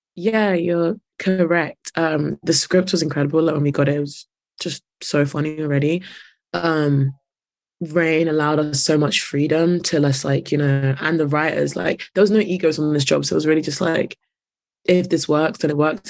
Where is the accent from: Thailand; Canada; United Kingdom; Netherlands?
United Kingdom; London; I'm from North